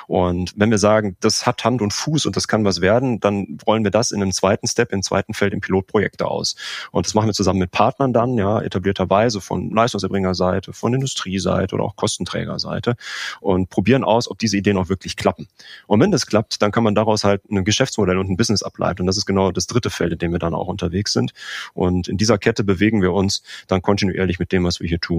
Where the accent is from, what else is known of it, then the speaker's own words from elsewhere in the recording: North Rhine-Westphalia, Germany; now in Aachen, Germany; 39 Jahre alt. Ich bin verheiratet und wir haben zwei Kinder. Ich komme ursprünglich aus dem Ruhrgebiet und fürs äh, Studium hat es mich dann ins äh, Rheinland verschlagen, ins schöne Aachen.